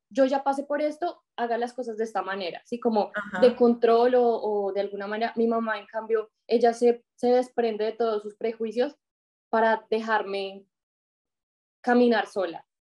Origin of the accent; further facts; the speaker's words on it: Colombia; moved away as an adult; also born or lived in Tauramena, Casanare / Bogotá; now in United States; yo soy colombiana, eh, vivo, viví en Bogotá, nací en un pequeño pueblo de, Colombia y pues toda mi vida estuve como entre el pueblo y, Bogotá